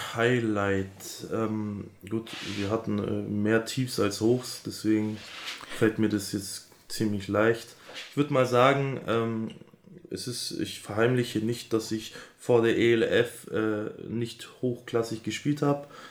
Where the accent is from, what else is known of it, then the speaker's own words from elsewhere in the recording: Augsburg, Bavaria, Germany; da ich ja aus Augsburg bin, also aus Bayern